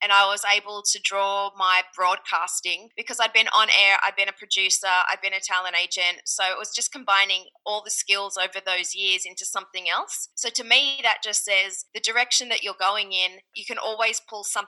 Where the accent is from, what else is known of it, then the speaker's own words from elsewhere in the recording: Australia; accent: Australian; moved away as an adult; also born or lived in Ohio; now in Los Angeles, United States; my accent that I'm Australian